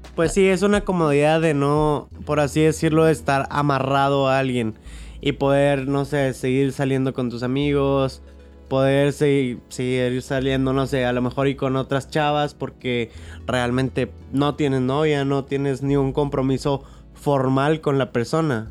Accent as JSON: {"language": "Spanish", "town": "Monterrey", "region": "Nuevo León", "country": "Mexico", "said": "Somos de Monterrey"}